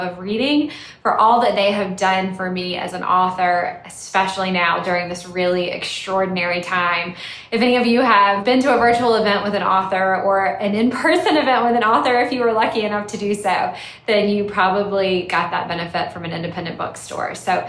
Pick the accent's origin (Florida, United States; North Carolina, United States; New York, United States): North Carolina, United States; Salisbury; Salisbury, North Carolina, which is my hometown.